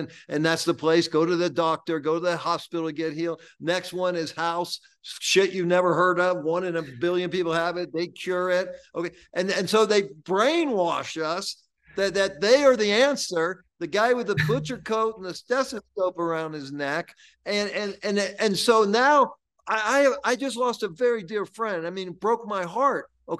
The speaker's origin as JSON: {"language": "English", "country": "United States", "tie": "born or raised there", "said": "I'm 66. I grew up in America."}